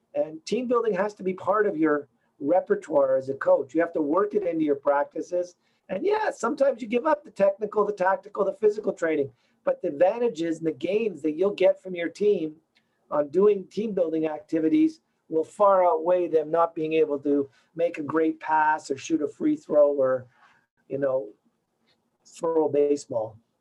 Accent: Toronto, Ontario, Canada; moved away as an adult; now in Montreal, Canada; I grew up in Canada. I grew up in Toronto.

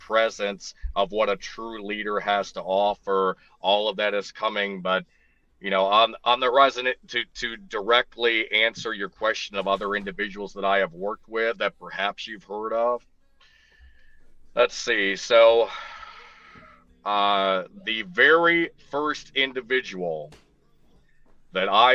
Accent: upstate New York, United States; now in Cincinnati, United States; I am originally from upstate New York

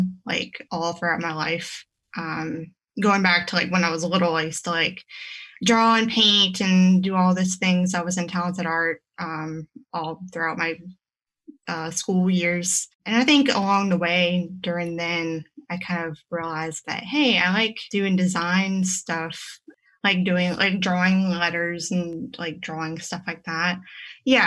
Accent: about 30 minutes from New Orleans, Louisiana, United States; moved away as an adult; now in Raleigh, United States; I was born in Louisiana, about 30 minutes from New Orleans. And I went to graphic design school there. And I worked a little bit there.

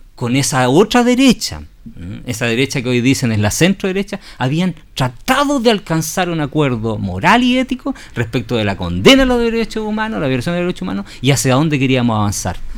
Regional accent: Chile; todos nosotros los chilenos y quienes habitamos este país

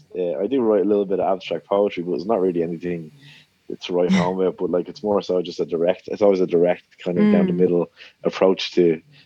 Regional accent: Dublin, Leinster, Ireland; I grew up in Consilla, which is, it's not that far from meeting Kildare

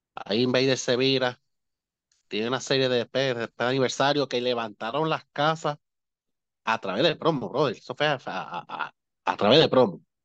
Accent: Moca, Puerto Rico; yo me crié en Moca, que hice en Moca, el barrio Pueblo.

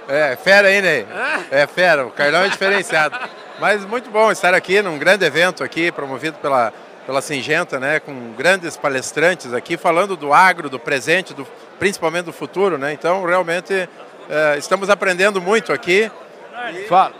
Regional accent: Santo Augusto, Rio Grande do Sul, Brazil; also born or lived in Ijuí; na verdade eu sou natural de Ijuí, mas eu me criei em Santo Augusto

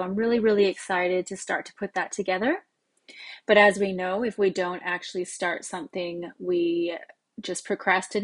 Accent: California, United States; moved away as an adult; also born or lived in Oregon, United States; now in Australia; I was born in Oregon in the US, and I moved to California when I was about 5 years old when my parents got divorced. So we moved to California, myself, my mom, and my brother. And I grew up in California, so all my memories in childhood are there

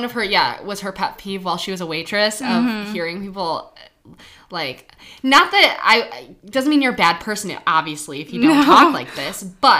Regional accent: Troy, Michigan, United States; We grew up right in Troy.

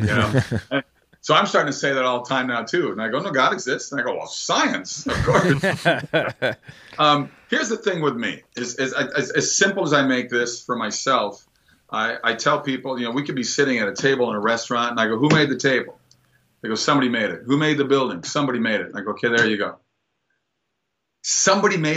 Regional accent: Minnesota, United States; moved away; going back to my home state

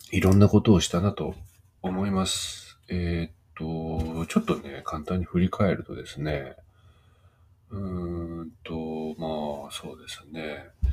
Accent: Gunma, Japan; now in Nagano, Japan; 僕あの群馬に住んでた時、子供の頃群馬に住んでて

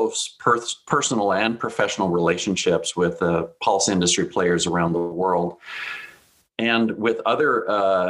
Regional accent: south of Regina, Saskatchewan, Canada; I grew up in Saskatchewan, we had land on our farm

